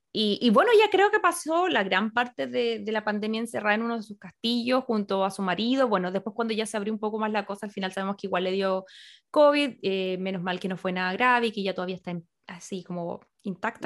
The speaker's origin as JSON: {"language": "Spanish", "country": "Chile", "said": "como chilena no teníamos nada que, ver aquí en estas cosas"}